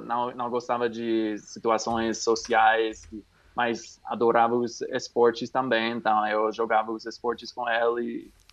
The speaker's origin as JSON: {"language": "Portuguese", "region": "California", "country": "United States", "tie": "born or raised there", "second_language": "Portuguese", "moved": "yes", "lives_now": "New Mexico, United States", "said": "eu sou norte-americano dos Estados Unidos, do Novo Me eu moro no Novo México, mas na, nasci na Califórnia"}